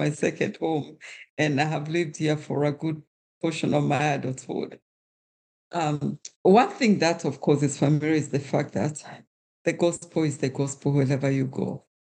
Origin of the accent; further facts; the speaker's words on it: Kenya; While I was being Kenyan means that I am part of a wider community.